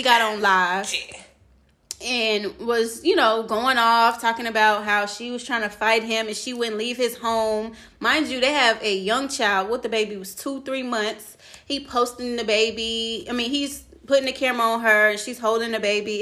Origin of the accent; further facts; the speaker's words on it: Louisiana, United States; moved away; we're from Louisiana, and so we had family there